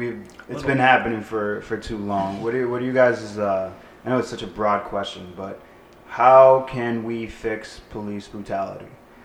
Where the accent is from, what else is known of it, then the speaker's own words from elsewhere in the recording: Lawrence, Massachusetts, United States; Victor and I growing up in Lawrence, Mass.